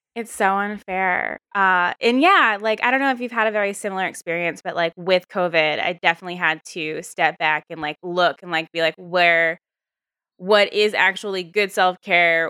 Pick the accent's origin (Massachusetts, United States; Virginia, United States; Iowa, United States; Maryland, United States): Virginia, United States; moved away; also born or lived in New York; sort of from the South too. I'm from Virginia